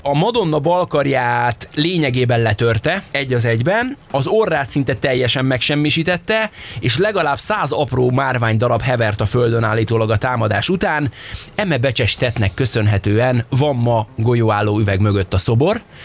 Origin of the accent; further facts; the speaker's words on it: Hungary; anyukám még azon gondolkodtak, hogy most orosznak vagy németnek hazudjuk magunkat, mert hogy nem merték a magyart bevállalni